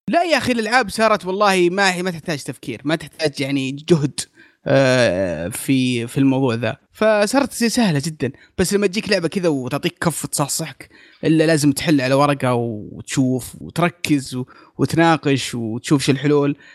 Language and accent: Arabic; Saudi Arabia; عندنا في السعودية